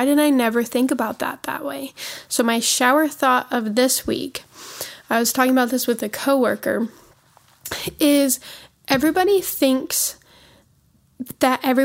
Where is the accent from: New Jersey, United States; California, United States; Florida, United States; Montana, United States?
Montana, United States; moved away as an adult; now in Tennessee, United States; We live in Tennessee. We are from Montana, though.